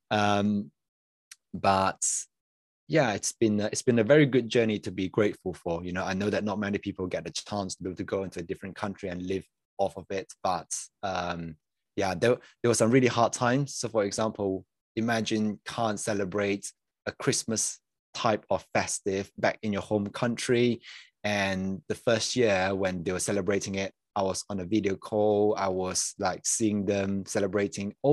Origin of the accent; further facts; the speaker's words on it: Malaysia; moved away as an adult; yeah, so I'm a I'm a born and raised in Malaysia, next to Singapore. If people don't know, um, and then eight years ago, so I was there for like the first eighteen years of my life